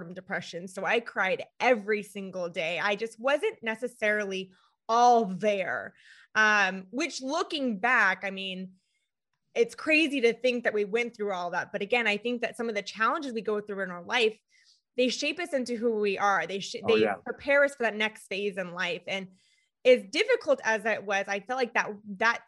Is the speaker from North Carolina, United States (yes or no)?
no; California, United States; moved away as an adult; now in Florida, United States; we're originally from California